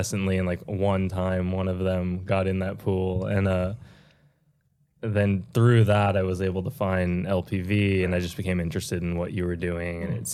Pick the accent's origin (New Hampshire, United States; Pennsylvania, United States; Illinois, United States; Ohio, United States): New Hampshire, United States; moved away as an adult; also born or lived in Japan / Boston / Portland, Oregon; now in Los Angeles, United States; I grew up in New Hampshire, sort of Boston area